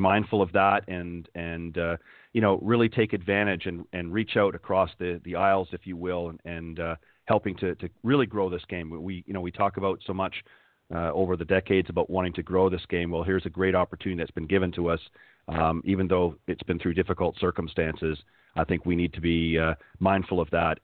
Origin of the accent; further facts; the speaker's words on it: Hamilton, Ontario, Canada; also born or lived in Toronto / Halifax, Nova Scotia; I was born in Hamilton, Ontario, and lived most of my life in the Toronto and Hamilton corridor